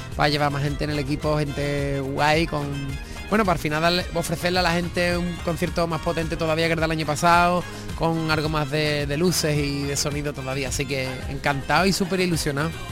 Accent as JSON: {"language": "Spanish", "area": "Cádiz", "region": "Andalusia", "country": "Spain", "said": "estaremos en mi tierra, en Cádiz"}